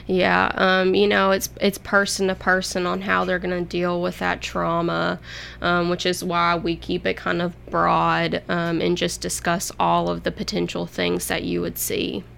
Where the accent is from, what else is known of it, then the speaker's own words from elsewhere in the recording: Hopkinsville, Kentucky, United States; moved away as an adult; now in Murfreesboro, United States; I'm actually from Hopkinsville, Kentucky, which is on the Kentucky Tennessee state line